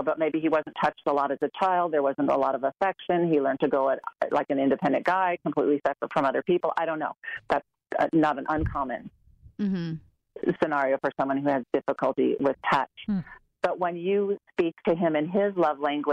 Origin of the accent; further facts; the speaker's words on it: Orange County, California, United States; moved away as an adult; now in Colorado, United States; I'm an Orange County girl.